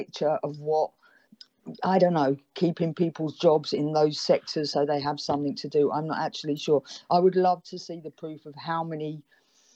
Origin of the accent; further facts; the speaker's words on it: London, United Kingdom; now in Africa; a background of being a Londoner